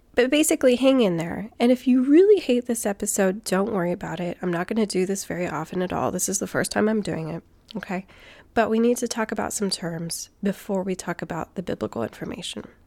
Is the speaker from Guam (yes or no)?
yes; Guam; I grew up on Guam. My dad is from New Zealand, and I'm American.